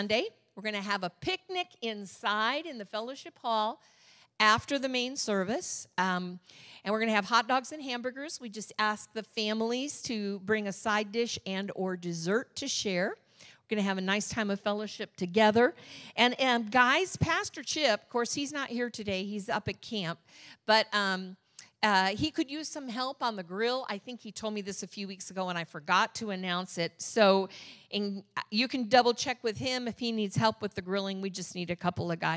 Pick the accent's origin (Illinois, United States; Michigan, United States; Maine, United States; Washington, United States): Michigan, United States; now in Orange County, California, United States; I'm from Michigan